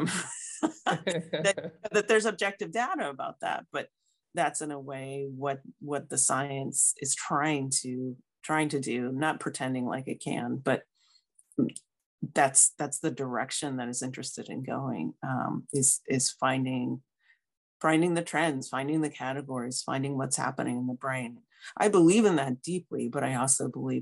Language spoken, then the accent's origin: English; United States; moved away as an adult; also born or lived in St. Louis, Missouri; I moved back to my home state So I graduated from WashU in St. Louis and then stayed there for like 20 years